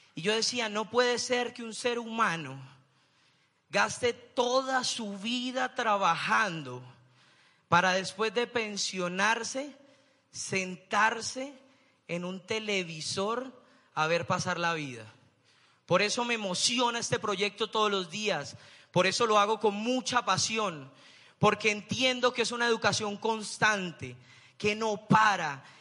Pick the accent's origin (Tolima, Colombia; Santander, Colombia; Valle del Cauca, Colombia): Santander, Colombia; Bucaramanga; Yo soy de Bucaramanga